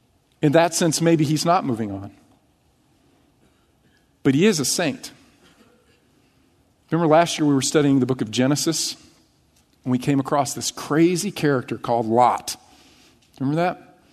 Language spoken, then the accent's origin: English; United States; see my American passport, right? I have rights. I'm American.